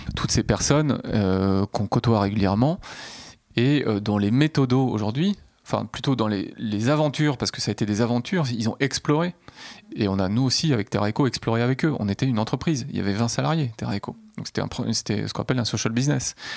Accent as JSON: {"language": "French", "town": "Nantes", "region": "Pays de la Loire", "country": "France", "tie": "born or raised there", "also_born_or_lived": "Rennes / Paris", "said": "je suis né à Nantes et j'y ai vécu un certain temps"}